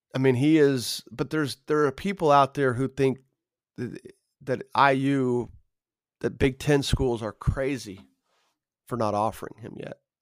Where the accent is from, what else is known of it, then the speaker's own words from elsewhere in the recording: Carmel, Indiana, United States; a kid growing up in Carmel